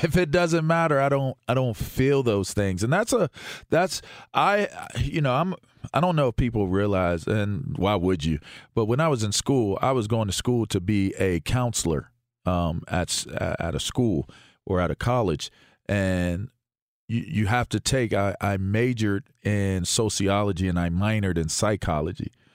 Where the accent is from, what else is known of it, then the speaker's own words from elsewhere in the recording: Pittsburgh, Pennsylvania, United States; I'm an American from Pittsburgh